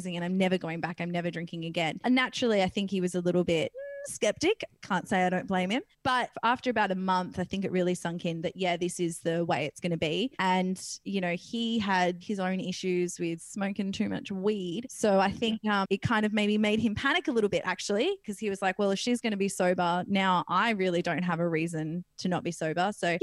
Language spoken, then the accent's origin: English; Perth, Western Australia, Australia; I come from Perth, WA, and in WA, there's this little beach town called Wedge Island